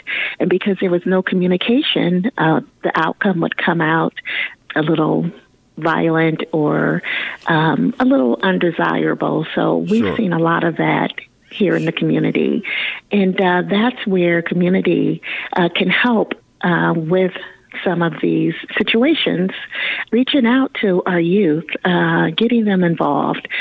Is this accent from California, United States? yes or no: no; Fort Dodge, Iowa, United States; Fort Dodge being my hometown. So being my hometown, you know the folks here that live here.